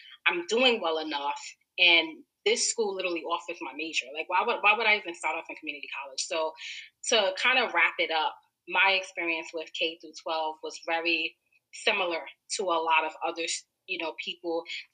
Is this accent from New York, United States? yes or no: yes; New York City, New York, United States; also born or lived in Harlem, New York; I was born and raised in Brooklyn